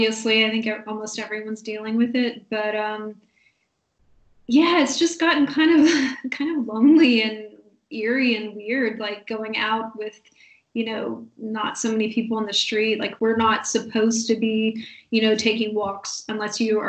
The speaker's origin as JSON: {"language": "English", "country": "United States", "moved": "yes", "said": "I'm from the States"}